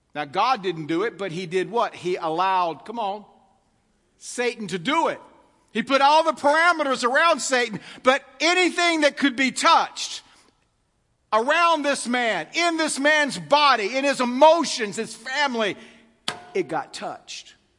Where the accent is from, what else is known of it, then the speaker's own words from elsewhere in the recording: United States; I'm an American